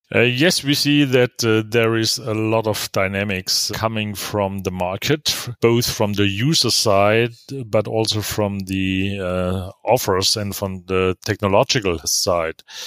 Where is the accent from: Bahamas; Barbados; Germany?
Germany; also born or lived in Karlsruhe; as we say in Germany